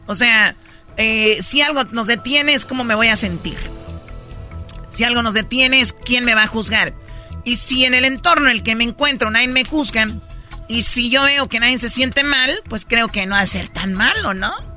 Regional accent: Tepatitlán, Jalisco, Mexico; yo soy de Tepatitlán, Jalisco

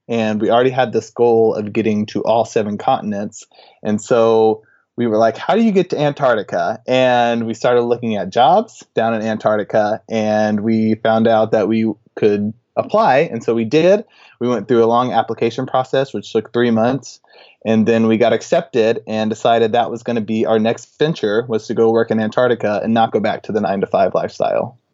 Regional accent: Texas, United States; I'm from Texas

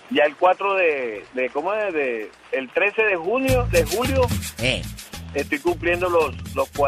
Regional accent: Barranquilla, Atlántico, Colombia; now in Kerman, United States; Barranquilla, Colombia. Soy de ah. Barranquilla, Colombia.

